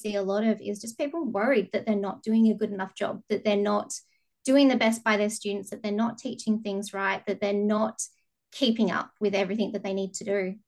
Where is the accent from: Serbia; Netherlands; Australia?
Australia; Bunbury, Western Australia; So I live in WA, have lived here all my life in the beautiful southwest, down in a little town called Bunbury.